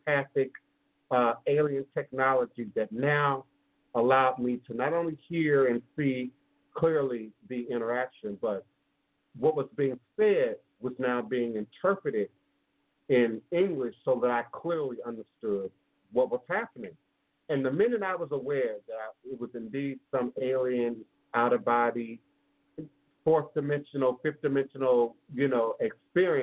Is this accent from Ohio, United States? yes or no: no; Washington, District of Columbia, United States; I grew up in the Smithsonian Institute in Washington, D.C. That was my playground